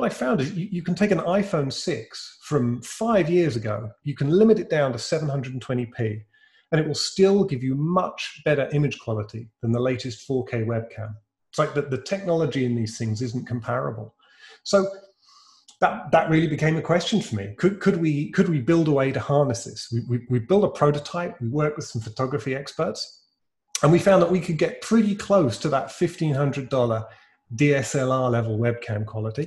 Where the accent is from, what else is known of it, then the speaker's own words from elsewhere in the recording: United Kingdom; accent: British; Reincubate's a British software company. That's my peculiar accent.